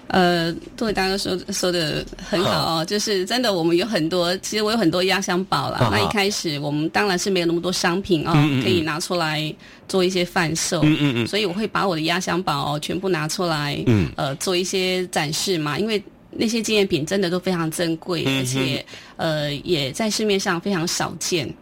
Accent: Taiwan; 因为其实因为我们都是呃外省第二代的孩子哦，那从小就是呃住在眷村里面嘛，那父亲是军人。

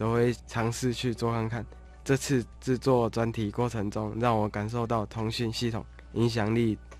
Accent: Nantou County, Taiwan; 我出生在南投县平凡的家庭。

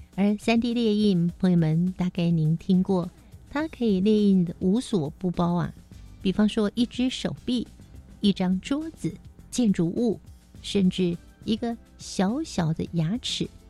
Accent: Taiwan; 所以我们台湾人看牙医的经验是相当的普遍

